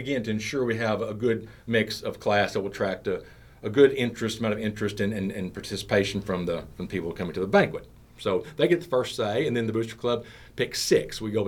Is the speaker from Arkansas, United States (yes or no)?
yes; Conway, Arkansas, United States; I was born and raised here in Conway. Family's been here a long, long time. My father's family was originally from the Enola area, not far from Mount Vernon